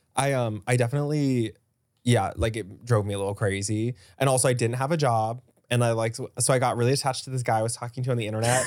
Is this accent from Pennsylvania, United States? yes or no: no; Dallas, Texas, United States; I grew up in Dallas